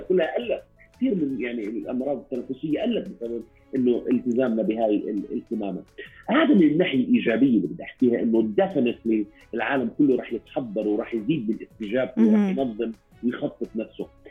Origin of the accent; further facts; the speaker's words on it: Jordan; عندنا في الاردن